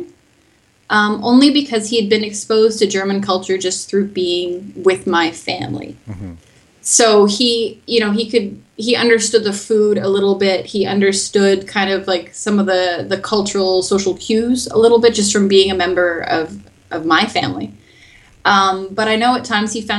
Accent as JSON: {"language": "English", "region": "Manitoba", "country": "Canada", "also_born_or_lived": "Winnipeg", "first_language": "English", "moved": "as an adult", "lives_now": "Bern, Switzerland", "said": "I'm from Manitoba as well"}